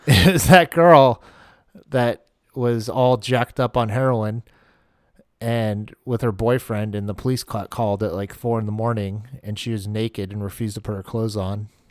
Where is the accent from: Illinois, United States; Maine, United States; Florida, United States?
Maine, United States; moved away; when I grew up in Maine